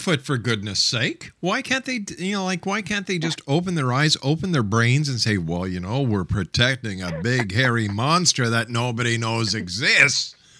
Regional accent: Canada; as a Canadian

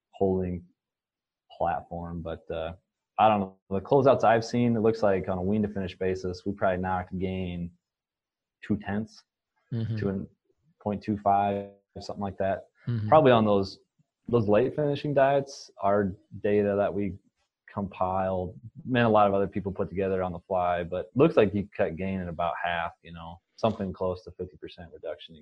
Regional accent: Northwest Iowa, United States; moved away as an adult; also born or lived in South Dakota / Kansas; I'm originally from Northwest Iowa, grew up on a small family farm

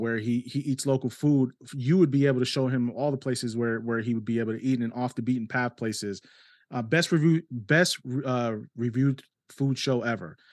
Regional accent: New York City, New York, United States; accent: New York Spanish; it's a New York Spanish 'cause I was born in New York City

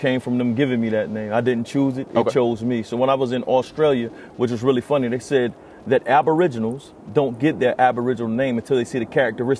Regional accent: Conway, South Carolina, United States; I come from Conway, South Carolina. In Conway, South Carolina, we're in a space where our road was pretty much divided in the city. I came up where it's still Confederate Memorial Day in our city.

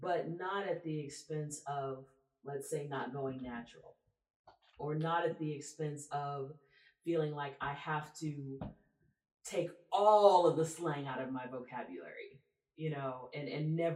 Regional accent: Texas, United States; also born or lived in Louisiana; I grew up in Texas, but I also grew up in Louisiana

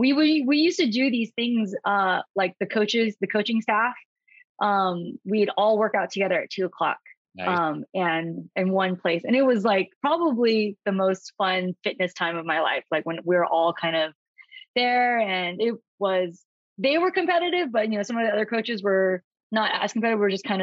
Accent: California, United States; from California, born and raised.

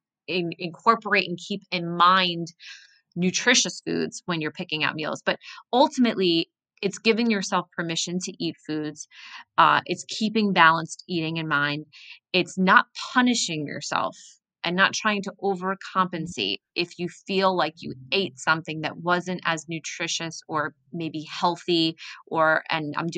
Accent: New Jersey, United States; moved away as an adult; now in New York City, United States; I was born and raised in New Jersey, but always knew I wanted to end up in New York City.

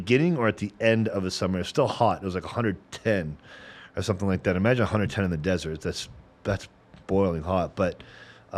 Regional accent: Calabasas, California, United States; I grew up in Calabasas, a white bougie neighborhood

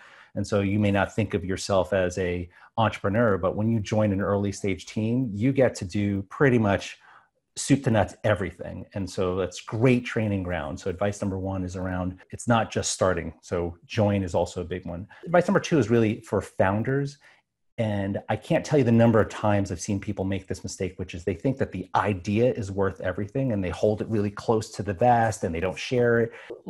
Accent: New York, United States; So when I was growing up on Long Island, I was always a math and science geek

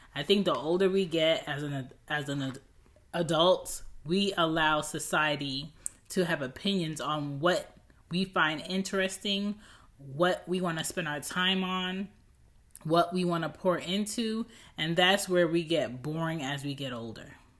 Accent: United States

